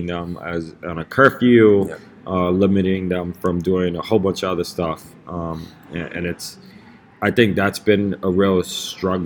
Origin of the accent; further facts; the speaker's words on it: New York City, New York, United States; I grew up in Lower East Side in the 80s, 90s, when it was a very, very heavily drug-infested neighborhood